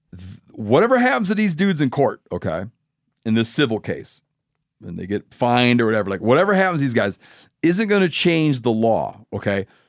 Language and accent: English; Michigan, United States; moved away; my home state of Michigan